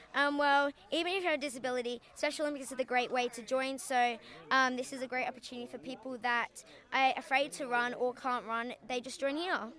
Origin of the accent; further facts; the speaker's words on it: Perth, Western Australia, Australia; I'm from Perth